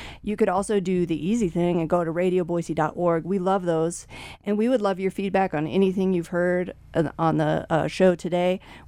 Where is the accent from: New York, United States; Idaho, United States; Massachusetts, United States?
Idaho, United States; I grew up in Idaho